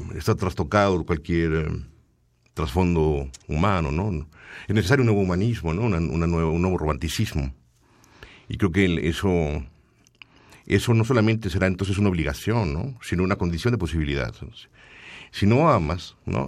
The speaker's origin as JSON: {"language": "Spanish", "town": "Tlalnepantla", "region": "State of Mexico", "country": "Mexico", "tie": "born or raised there", "said": "Yo nací en Tlalnepantla, en el Estado de México"}